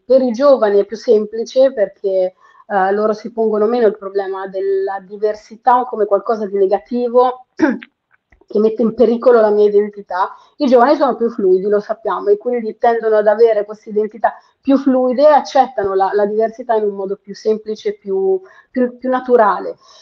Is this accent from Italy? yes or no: yes; Perugia, Umbria, Italy; moved away as an adult; now in Milan, Italy; io sono nata e cresciuta a Perugia, Umbria, Italia